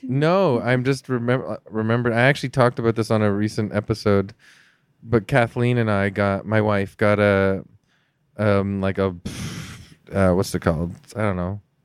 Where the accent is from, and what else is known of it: Canada